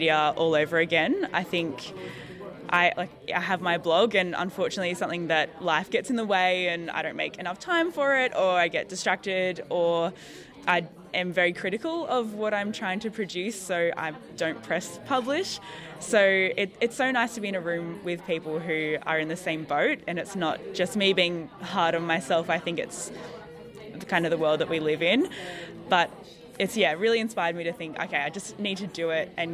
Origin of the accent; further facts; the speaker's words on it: Newcastle, New South Wales, Australia; moved away as an adult; now in Wollongong, Australia; I grew up around Newcastle, and I moved down to Wollongong for university